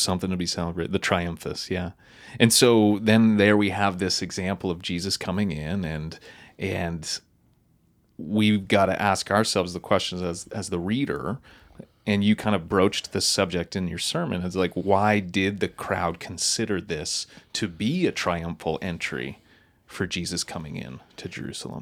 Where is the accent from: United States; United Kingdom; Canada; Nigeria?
Canada; Wolfville, Nova Scotia; I grew up in Wolf Hill, Nova Scotia